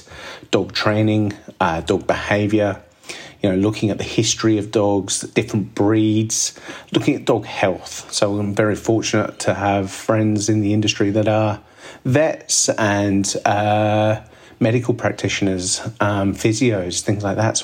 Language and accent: English; Midlands, United Kingdom; now in Sydney, Australia; growing up in Midlands, England